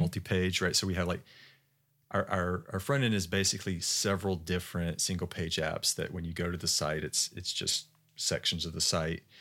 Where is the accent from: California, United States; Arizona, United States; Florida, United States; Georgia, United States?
Georgia, United States; moved away; also born or lived in Utah; I'm from Georgia